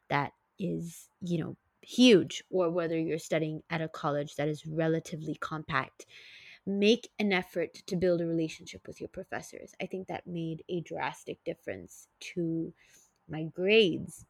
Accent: Singapore; moved away as an adult; also born or lived in San Francisco Bay Area, United States; back at my hometown in Singapore

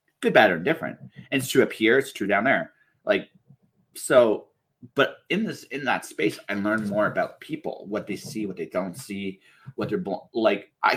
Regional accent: Canada; I'm a Canadian

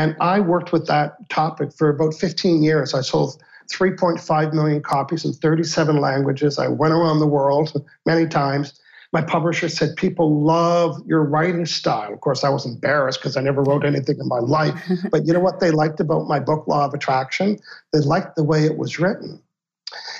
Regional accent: Canada; I'm a Canadian

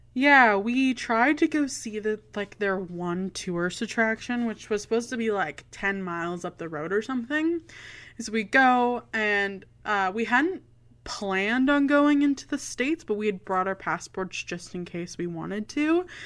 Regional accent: Canada; as a Canadian

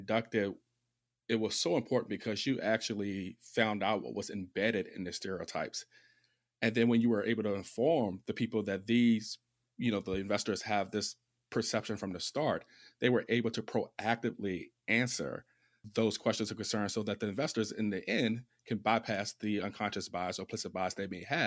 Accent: Virginia, United States; accent: Southern; now in New Jersey, United States; I'm from the South, from Virginia, and live in New Jersey now, so Northeast.

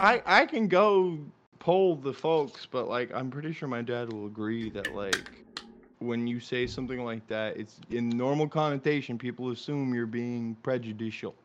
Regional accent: Florida, United States; I'm from Florida

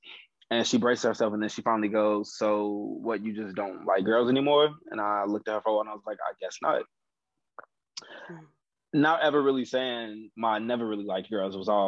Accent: Chicago, Illinois, United States

